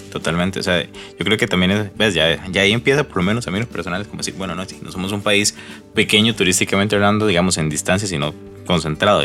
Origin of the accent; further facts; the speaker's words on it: Costa Rica; nosotros como costarricenses